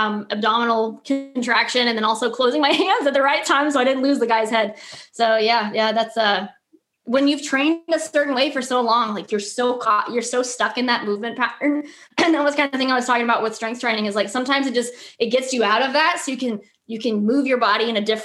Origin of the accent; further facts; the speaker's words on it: Florida, United States; we're from Florida.